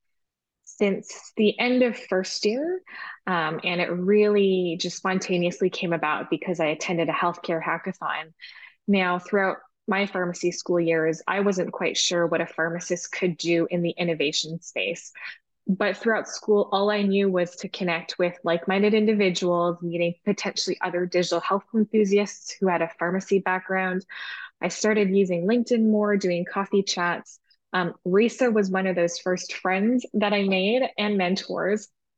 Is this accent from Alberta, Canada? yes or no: no; Vancouver, British Columbia, Canada; moved away as an adult; also born or lived in Montreal, Canada / Singapore; now in Toronto, Canada; I was born and raised in Vancouver, Canada, so on the West Coast.